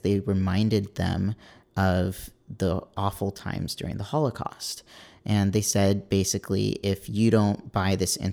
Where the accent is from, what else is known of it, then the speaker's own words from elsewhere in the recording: California, United States; also born or lived in New York; my parents are both Israeli, but I was born and raised out here in California.